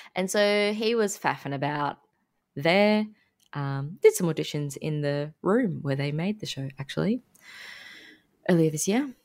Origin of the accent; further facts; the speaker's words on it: Sunshine Coast, Queensland, Australia; I grew up on the Sunshine Coast